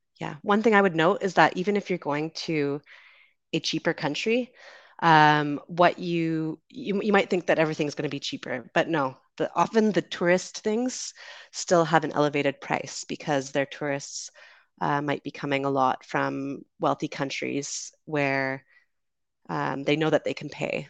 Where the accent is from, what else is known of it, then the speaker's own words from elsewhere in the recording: Canada; I'm from Canada, currently traveling in the Dominican Republic